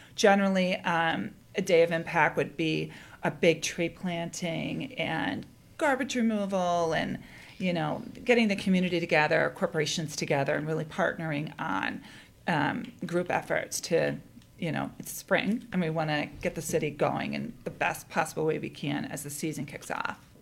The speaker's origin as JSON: {"language": "English", "region": "East Coast", "country": "United States", "tie": "born or raised there", "also_born_or_lived": "Edinburgh, Scotland", "moved": "as an adult", "lives_now": "Chicago, United States", "said": "I grew up in the East Coast, and ended up studying in Scotland at University of Edinburgh"}